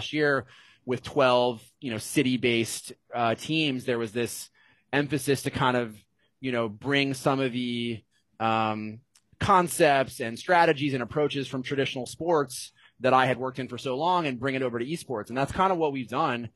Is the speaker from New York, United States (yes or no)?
no; Cincinnati, Ohio, United States; moved away as an adult; also born or lived in Evanston, Illinois; now in Los Angeles, United States; I'm from Cincinnati, Ohio